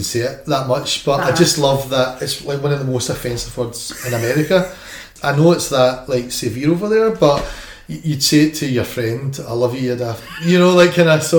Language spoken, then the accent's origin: English; Scotland, United Kingdom; Is as a Scottish person telling you you're a daft or I love you, whatever, it's because it's a place of pure empathy and love